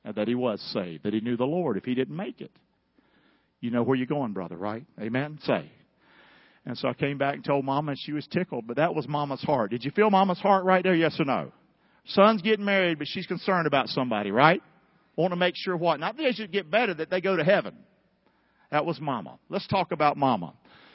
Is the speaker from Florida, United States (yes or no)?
no; North Carolina, United States; I'm from North Carolina.